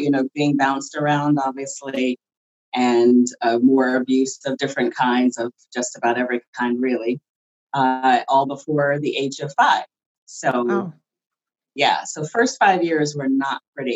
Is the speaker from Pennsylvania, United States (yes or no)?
yes; Philadelphia, Pennsylvania, United States; also born or lived in Los Angeles, California; I was originally from Los Angeles, California, but I grew up in Philadelphia